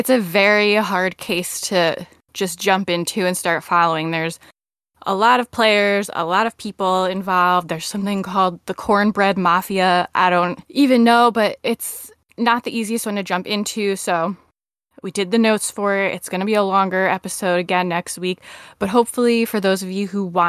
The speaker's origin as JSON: {"language": "English", "country": "United States", "said": "I celebrate Thanksgiving as an American citizen"}